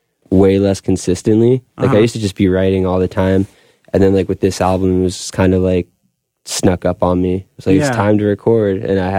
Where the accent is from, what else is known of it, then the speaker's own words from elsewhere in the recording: Long Beach, New York, United States; And then I grew up in Long Beach